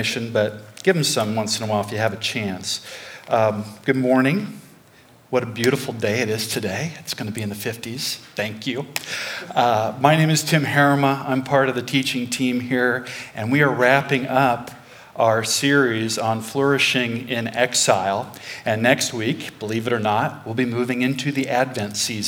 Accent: Pella, Iowa, United States; I grew up in Pella, Iowa. I'm a native

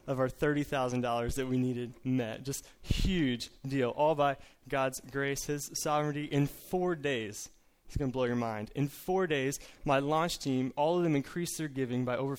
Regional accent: Collinsville, Illinois, United States; I'm from Collinsville, Illinois, the St. Louis Metro East

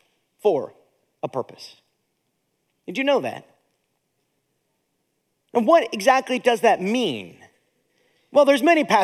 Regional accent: Akron, Ohio, United States; also born or lived in Zanesville, Ohio / Steubenville, Ohio; now in Indiana, United States; I was born in Zanesville, lived in Steubenville, and then raised in Akron, Ohio

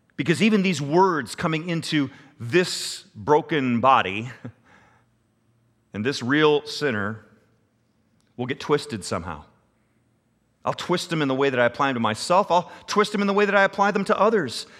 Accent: United States

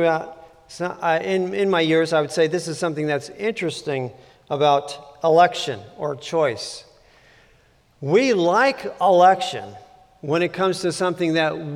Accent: California, United States; I grew up in California a very long time ago

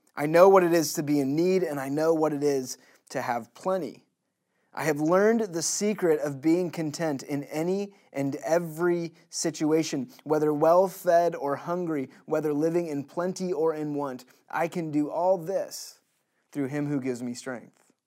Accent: United States; As American citizens in twenty twenty

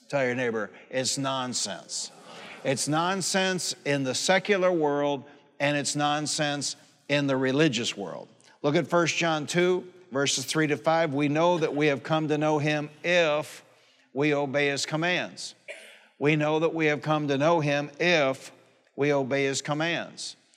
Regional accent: Warren, Michigan, United States; also born or lived in Highland Park, Michigan; My mother, we moved from Highland Park, Michigan to Warren, Michigan

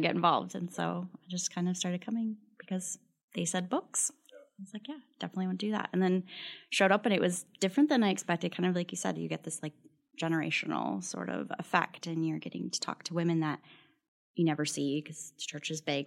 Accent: El Paso, Texas, United States; moved away as an adult; I'm originally from El Paso, Texas, so moved here for graduate school

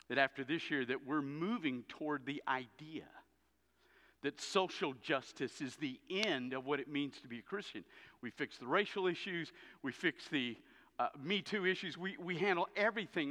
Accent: the South, United States; I grew up in the South. I grew up as a kid

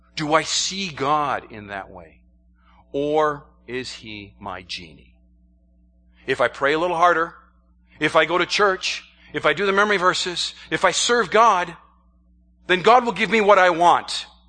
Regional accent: New York, United States; I'm from the state of New York, not the city of New York

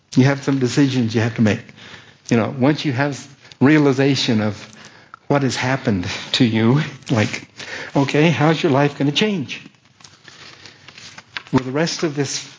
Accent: Colorado, United States; moved away as an adult; All of my teenage years, and then I moved from Colorado out here when I was 18

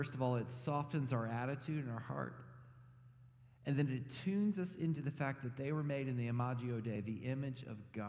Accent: Texas, United States; moved away; I grew up in Texas, which is not technically the South

